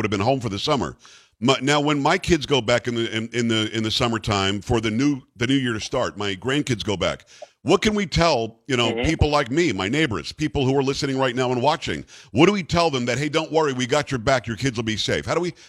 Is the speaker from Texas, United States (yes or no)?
yes; Texas, United States; I, as a Texan